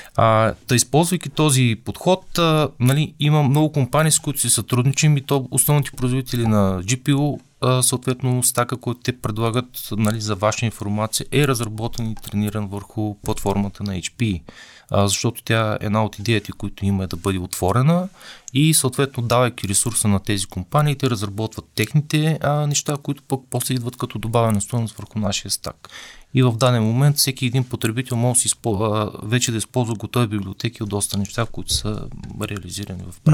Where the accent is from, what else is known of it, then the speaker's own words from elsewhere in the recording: Bulgaria; аз съм българин